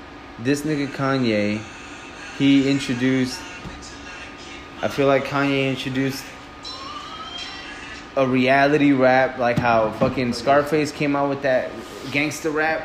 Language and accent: English; Houston, Texas, United States; Clearly, we're from Houston.